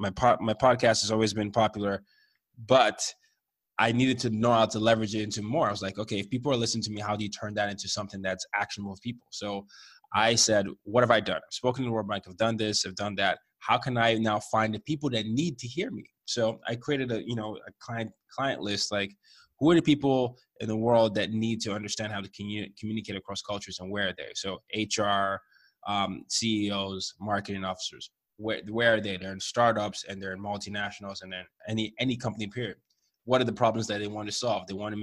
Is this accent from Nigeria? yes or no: yes; Nigeria; My parents were very nervous for me. I'm the oldest. I'm from Nigeria.